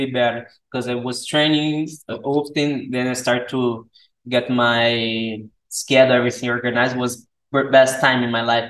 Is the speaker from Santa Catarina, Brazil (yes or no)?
no; Rio de Janeiro, Brazil; English is a second language; moved away as an adult; now in Switzerland; I come from Rio de Janeiro